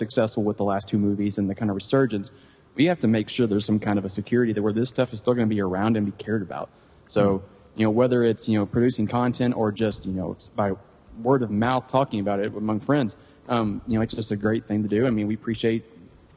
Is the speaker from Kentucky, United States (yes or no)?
yes; Murray, Kentucky, United States; moved away; I grew up in Kentucky